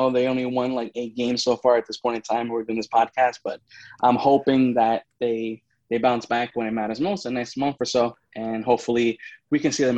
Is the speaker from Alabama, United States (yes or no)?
no; New York, United States; And then, like, obviously, since I'm a New Yorker, like, I would rank my top 2 teams, like, the Rangers, the Islanders